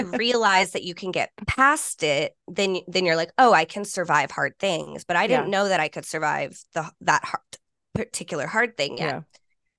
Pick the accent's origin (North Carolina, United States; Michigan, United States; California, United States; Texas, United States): Texas, United States; Fort Worth; And I grew up in Fort Worth, but in a small school, like K through 12, my whole schooling, I graduated with 26 people.